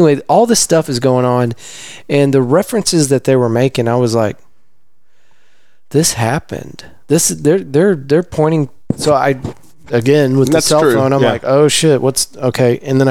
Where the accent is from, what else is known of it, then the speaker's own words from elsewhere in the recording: Texas, United States; I grew up in Texas.